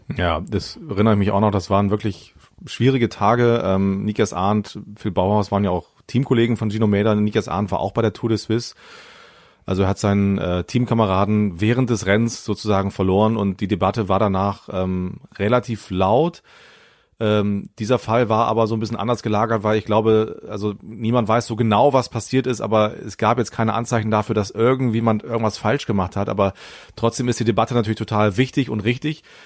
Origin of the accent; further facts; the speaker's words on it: Bremen, Germany; für mich als Bremer